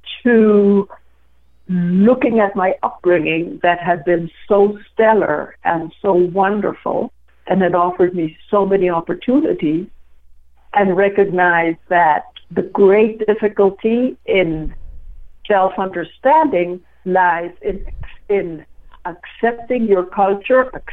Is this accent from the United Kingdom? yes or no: no; Guatemala City, Guatemala Department, Guatemala; moved away as an adult; now in United States; I was born and was in Guatemala City, and I was there for 15 years